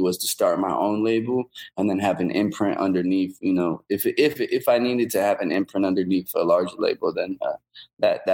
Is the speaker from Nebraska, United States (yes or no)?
yes; Omaha, Nebraska, United States; go back home to Omaha